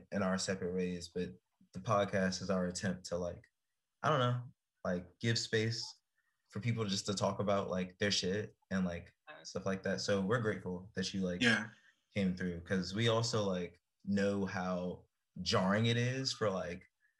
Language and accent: English; Prince George's County, Maryland, United States; moved away; also born or lived in Chicago; I'm from PG specifically